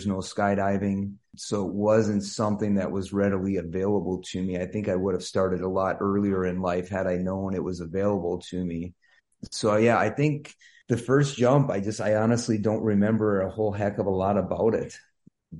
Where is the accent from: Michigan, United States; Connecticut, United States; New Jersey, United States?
Michigan, United States; Ironwood; moved away as an adult; now in Wisconsin, United States; I'm from Ironwood, Michigan, which is up in the UP